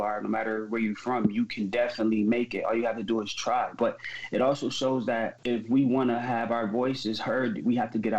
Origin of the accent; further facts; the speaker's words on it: Syracuse, New York, United States; I lived on the east side, but I was raised on Oakwood